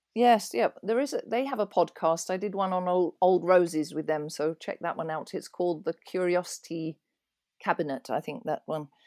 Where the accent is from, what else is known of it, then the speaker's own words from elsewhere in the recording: East Malling, South East England, United Kingdom; also born or lived in London; now in Pennsylvania, United States; I was born in London, in Islington, and grew up in a little village called East Malling in Kent, so that's southeast of London.